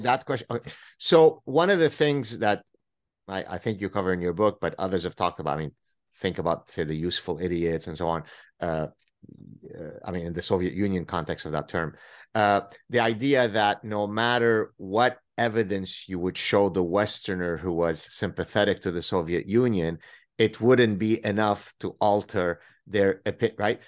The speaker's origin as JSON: {"language": "English", "country": "Lebanon", "moved": "yes", "lives_now": "Montreal, Canada", "said": "me going through the Lebanese civil war"}